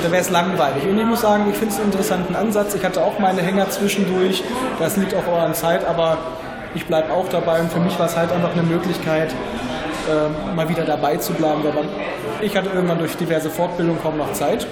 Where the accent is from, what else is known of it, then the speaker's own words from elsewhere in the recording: Hameln, Lower Saxony, Germany; Heimat Hameln auch nicht so weit weg